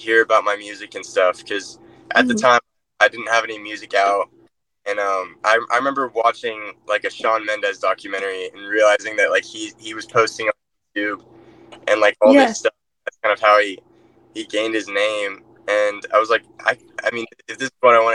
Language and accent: English; Austin, Texas, United States; I'm from Austin, Texas